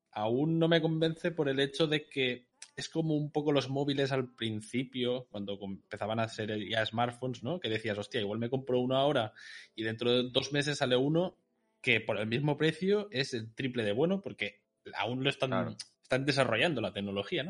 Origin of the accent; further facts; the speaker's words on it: Catalonia, Spain; soy catalán